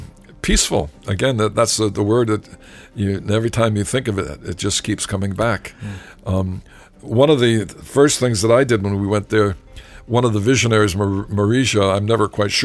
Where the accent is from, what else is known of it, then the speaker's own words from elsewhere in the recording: Massachusetts, United States; I'm from Massachusetts too, so I know all that.